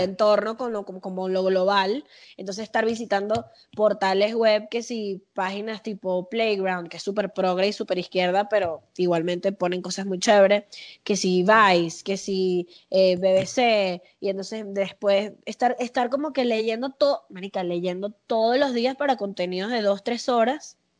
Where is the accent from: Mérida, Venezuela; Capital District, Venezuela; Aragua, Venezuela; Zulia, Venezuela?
Capital District, Venezuela; Caracas; accent: caraqueño sifrino; also born or lived in Las Palmas, Caracas / Mariperez, Caracas; now in Mexico; Yo soy de la Florida, yo me crié en la Florida